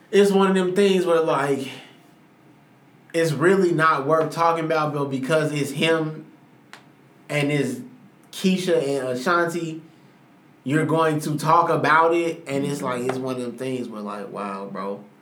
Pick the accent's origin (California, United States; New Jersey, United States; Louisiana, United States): California, United States; Los Angeles; I'm from Los Angeles, California. I'm from the community and for the community. Orgullosamente mexicano.